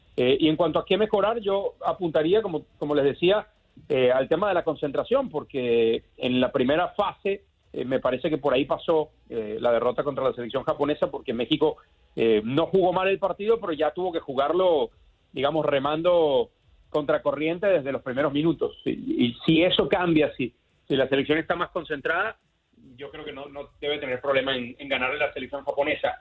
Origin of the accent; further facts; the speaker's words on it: Venezuela; como decimos en Venezuela, en mi tierra